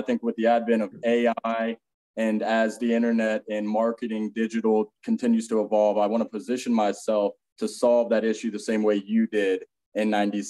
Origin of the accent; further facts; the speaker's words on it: the South, United States; now in Outer Banks, United States; we grew up in the South